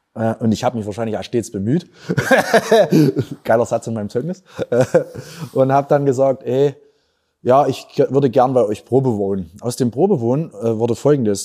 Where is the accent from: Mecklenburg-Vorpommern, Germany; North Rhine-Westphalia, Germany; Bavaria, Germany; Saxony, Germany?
Saxony, Germany; Erzgebirge; accent: Erzgebirgisch; moved away as an adult; also born or lived in Vienna, Austria; meine Heimat ist schlecht, auch wenn wir manchmal wirklich schlechte Nachrichten aus der Region haben. Sondern ich habe gesagt, ich will euch zeigen, es gibt auch noch die lustigen Seiten, die schönen Seiten. Und das ist für mich das Erzi